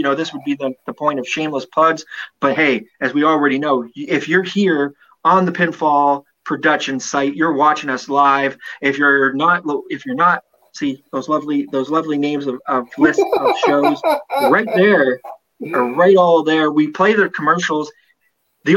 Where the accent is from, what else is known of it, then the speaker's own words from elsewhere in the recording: Canada; I'm a Canadian citizen